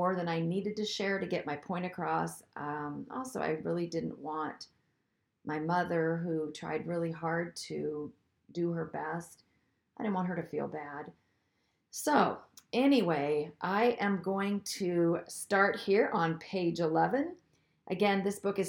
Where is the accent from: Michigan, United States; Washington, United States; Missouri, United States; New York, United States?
Washington, United States; Seattle; I grew up in the Seattle area of the Pacific Northwest